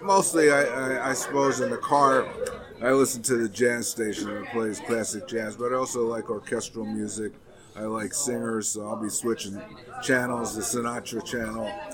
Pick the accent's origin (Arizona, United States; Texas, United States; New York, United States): New York, United States; my hometown